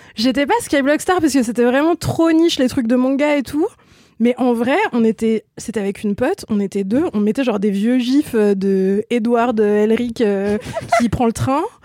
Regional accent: Ain, near Lyon, Auvergne-Rhône-Alpes, France; moved away; un bled de, 7000 habitants à à peu près 25 km de Lyon

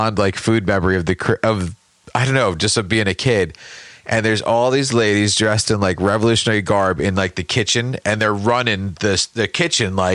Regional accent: West Orange, New Jersey, United States; moved away; growing up in West Orange

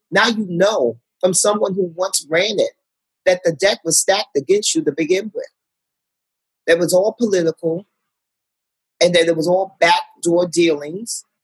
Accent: Harlem, New York, United States; I'm from Harlem. Women with great bodies walk around all day long in my community.

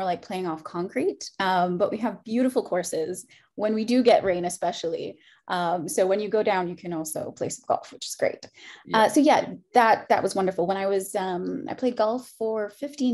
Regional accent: Antigua & Barbuda; also born or lived in Canada / United States; now in United Kingdom; I'm from Antigua originally, but my dad is British

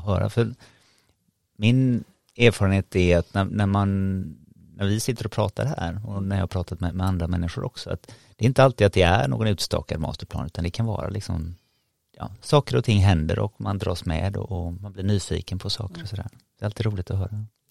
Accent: Sweden; som svensk

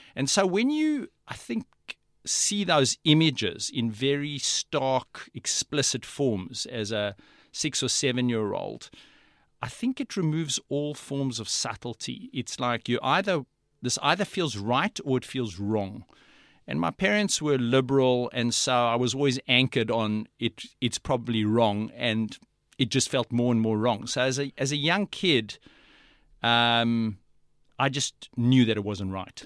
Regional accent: South Africa; moved away as an adult; now in Australia; I was brought up in South Africa

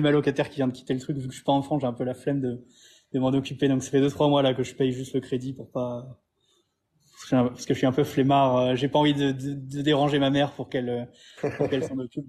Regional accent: France; moved away as an adult; also born or lived in Montpellier; now in Thailand; en tant que Français

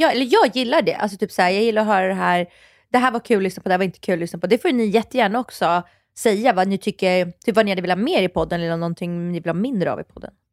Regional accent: Stockholm, Stockholm County, Sweden; Farsta där jag är uppvuxen

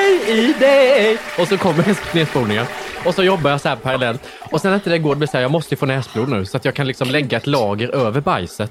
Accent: Värnamo, Jönköping County, Sweden; Jag kom från Värnamo

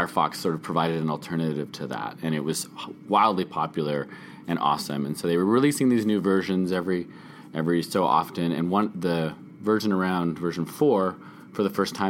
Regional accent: Canada; I'm a Canadian documentary filmmaker

